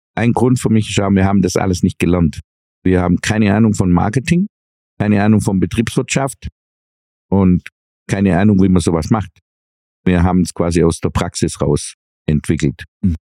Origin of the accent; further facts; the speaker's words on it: Swabia, Germany; was wir Schwaben ja eh als Hobby betreiben, sparen, sparen, sparen, hat man uns als Kind, glaub, intravenös ins Blut geführt